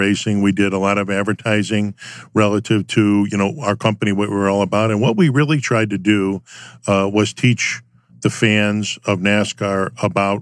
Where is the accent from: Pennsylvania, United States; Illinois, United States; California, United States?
Illinois, United States; Chicago; I was raised in Chicago in the city